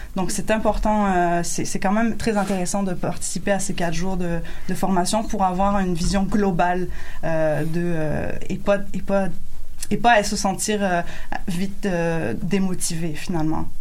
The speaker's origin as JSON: {"language": "French", "country": "France", "moved": "as an adult", "lives_now": "Quebec, Canada", "said": "je suis française"}